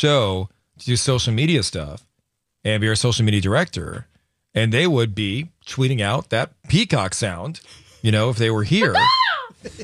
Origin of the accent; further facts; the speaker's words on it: Uncasville, Connecticut, United States; And so I grew up in Connecticut, a little town called Uncasville. It's a very small town, you know?